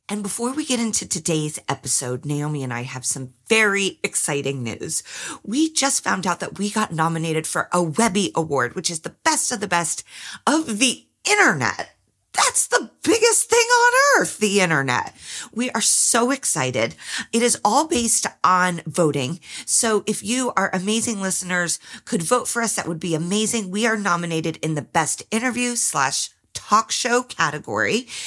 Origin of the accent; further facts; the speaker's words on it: New York City, New York, United States; It's also hilarious to brag about mob connections to a woman born and raised in New York City.